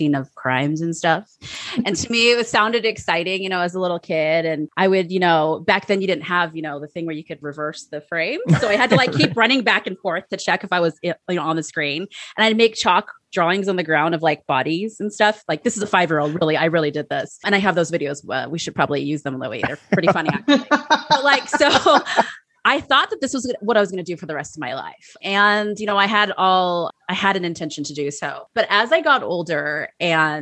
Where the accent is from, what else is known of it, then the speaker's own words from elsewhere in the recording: San Francisco, California, United States; also born or lived in Iowa; San Francisco, which is my hometown